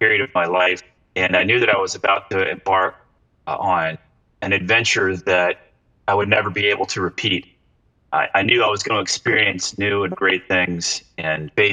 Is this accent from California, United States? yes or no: no; St. Augustine, Florida, United States; I'm there in my hometown